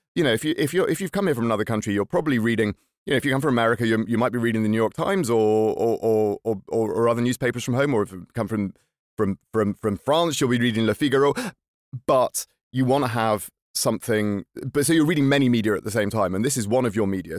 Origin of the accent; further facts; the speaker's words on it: Lincolnshire, East Midlands, United Kingdom; now in Stockholm, Sweden; I'm from Lincolnshire